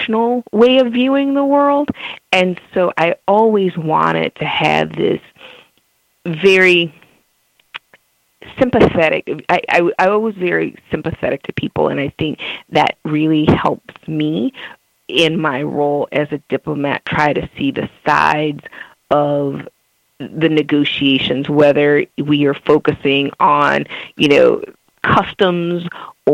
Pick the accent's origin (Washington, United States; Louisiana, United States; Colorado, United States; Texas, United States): Louisiana, United States; New Orleans; moved away; growing up in New Orleans